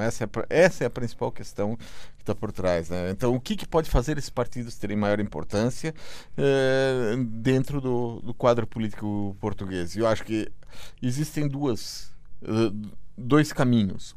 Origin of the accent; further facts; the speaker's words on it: Brazil; enquanto brasileiro